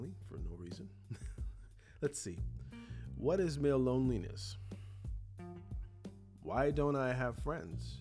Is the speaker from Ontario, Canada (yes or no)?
yes; Toronto, Ontario, Canada; growing up in Toronto, son of Jamaican parents